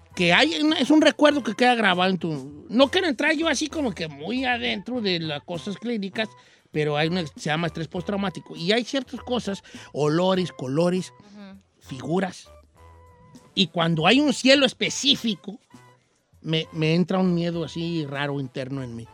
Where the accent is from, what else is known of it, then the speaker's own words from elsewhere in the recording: Michoacán, Mexico; moved away; yo soy de Michoacán